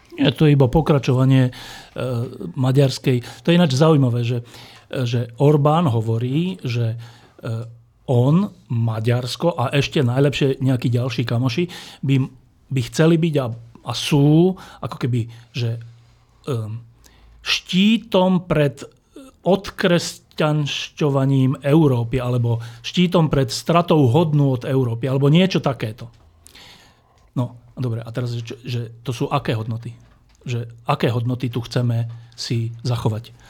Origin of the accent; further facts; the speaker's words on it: Slovakia; ja ako Slovák